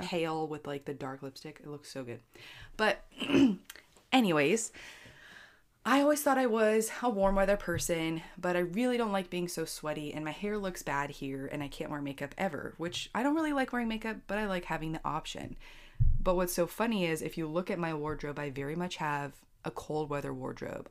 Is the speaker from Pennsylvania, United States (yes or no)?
yes; Pennsylvania, United States; moved away; I grew up in Pennsylvania